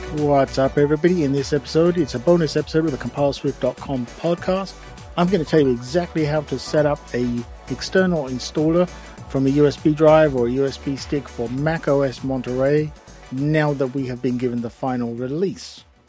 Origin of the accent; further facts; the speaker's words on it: England, United Kingdom; accent: English; my English accent